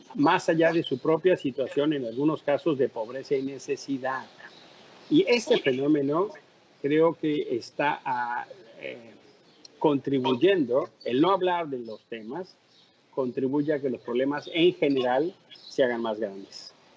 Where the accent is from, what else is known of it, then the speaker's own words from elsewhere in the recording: Mexico City, Mexico; ser el primer mexicano que ocupa ese cargo